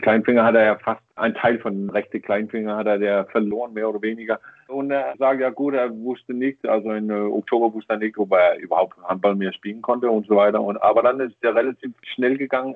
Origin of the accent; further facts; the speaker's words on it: Denmark; German is a second language; als Däne